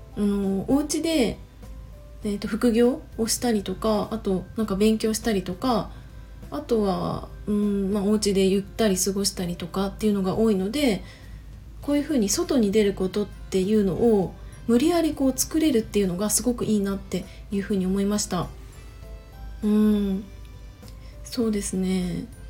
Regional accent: Chiba, Japan; moved away as an adult; also born or lived in Tokyo; 私は、ま千葉出身だし二十歳までは千葉で過ごして

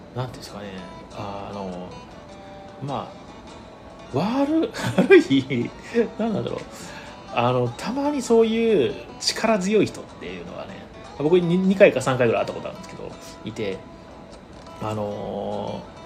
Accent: Ehime, Japan; 地元の愛媛県

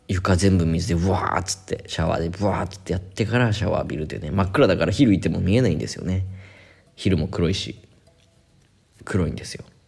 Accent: Japan; first language Japanese; moved away as an adult; now in Sri Lanka; 私と同じ状況になります外国人になります

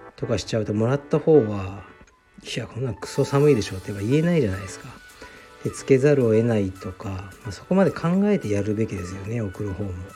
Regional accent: Japan; moved away as an adult; also born or lived in Saitama / United States; now in Tokyo, Japan; 地元を出たのが僕18なのでそれからアメリカにあそうじゃああの埼玉の大学行ってそれからアメリカ行って

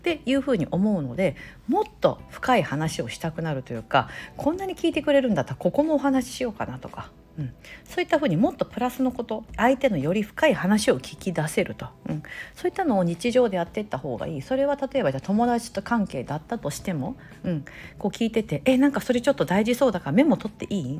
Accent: Osaka, Japan; moved away; 私大阪出身なんで

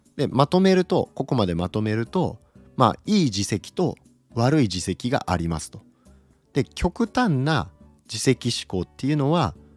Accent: Okayama, Japan; 岡山出身なんですけど

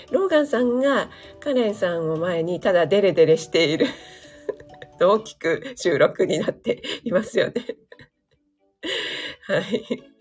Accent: Kanagawa, Japan; 私何ですかね神奈川犬なんだけど、江戸っ子なんですかね

